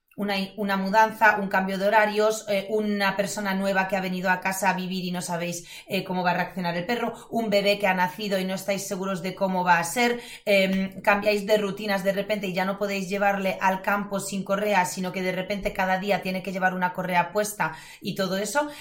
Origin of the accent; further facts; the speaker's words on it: Poland; Spanish is a second language; now in Spain; soy polaca